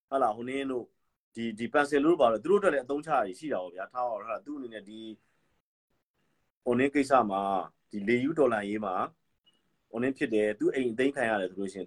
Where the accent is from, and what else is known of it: Myanmar